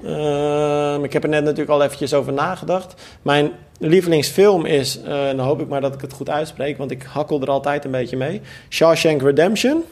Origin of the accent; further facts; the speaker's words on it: Almere, Flevoland, Netherlands; Ik stond als kind altijd in Almere Haven te kijken